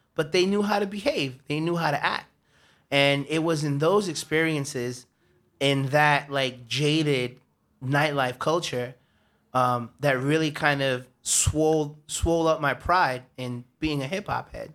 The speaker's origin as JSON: {"language": "English", "town": "New York City", "region": "New York", "country": "United States", "tie": "born or raised there", "said": "I grew up in Harlem"}